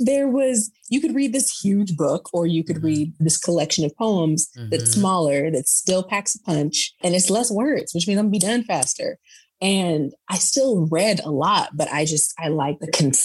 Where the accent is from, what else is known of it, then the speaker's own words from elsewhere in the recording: Perris, California, United States; also born or lived in San Diego; I grew up in Paris, which is in Riverside County of California